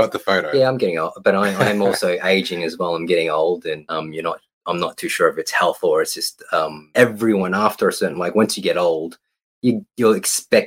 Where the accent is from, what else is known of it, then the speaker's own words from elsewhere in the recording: Queensland, Australia; now in Victoria, Australia; we grew up in Queensland